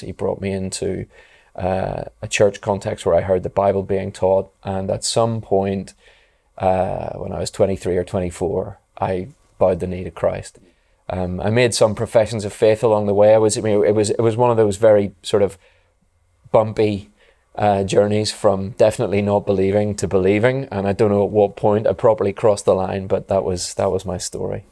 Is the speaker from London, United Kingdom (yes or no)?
no; Belfast, Northern Ireland, United Kingdom; I grew up in Belfast